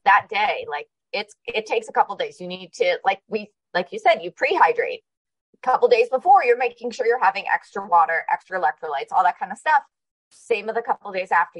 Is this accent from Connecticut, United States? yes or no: yes; Connecticut, United States; now in Arizona, United States; I grew up in Connecticut